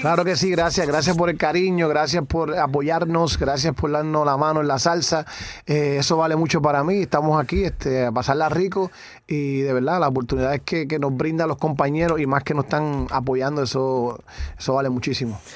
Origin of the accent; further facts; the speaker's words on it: Naguabo, Puerto Rico; yo me crié en Nahuabo, el pueblo Nahuabo, el barrio Duque, con mis abuelos.